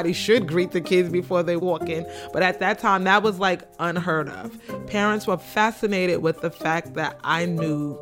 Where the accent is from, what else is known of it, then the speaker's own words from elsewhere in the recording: New York City, New York, United States; I grew up on Green Avenue between Bedford and Franklin, which in the early 80s was not the place to be